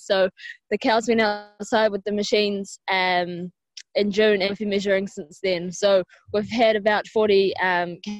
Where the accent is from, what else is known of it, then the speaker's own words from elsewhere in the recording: New Zealand; now in Ireland; I'm not from Ireland, I'm from New Zealand.